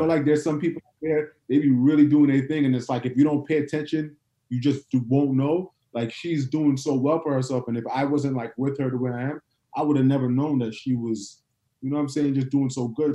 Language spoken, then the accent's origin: English; New York, United States; now in Atlanta, United States; I'm from New York